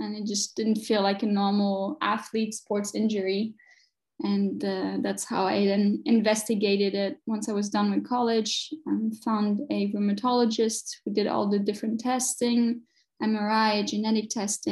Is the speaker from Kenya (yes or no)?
no; France; moved away as an adult; also born or lived in Chicago, United States / New York, United States / Connecticut, United States; now in Munich, Germany; I was born and raised in France, and then I did my studies in my university in the US, lived in Chicago for a bit